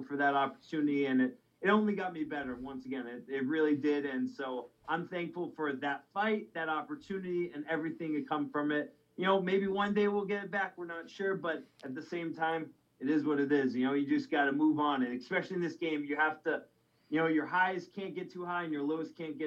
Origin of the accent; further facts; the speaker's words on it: Mashpee, Massachusetts, United States; I was born in Mashpee, so I have the Cape Cod connection